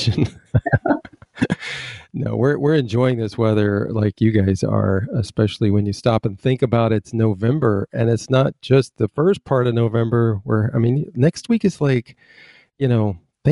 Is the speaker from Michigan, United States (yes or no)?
yes; Michigan, United States; now in the South, United States; Coming from Michigan, I remember when I was a kid growing up in Michigan